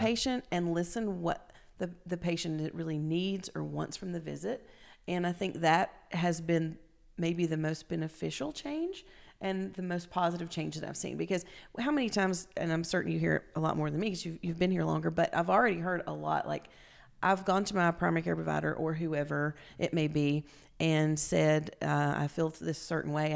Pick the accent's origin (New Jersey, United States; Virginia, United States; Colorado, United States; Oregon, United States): Virginia, United States; Grundy; moved away as an adult; also born or lived in Roanoke, Virginia / New Haven, Connecticut; now in East Tennessee, United States; I'm originally from Southwest Virginia, from Grundy, Virginia.